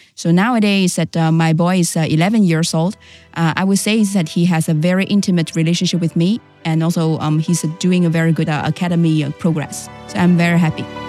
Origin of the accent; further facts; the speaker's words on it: Shanghai, China; also born or lived in Guangzhou; I was born in Shanghai and I was raised by my grandma